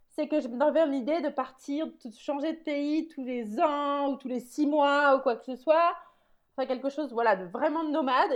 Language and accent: French; France; now in Netherlands; je suis française qui vit aux Pays-Bas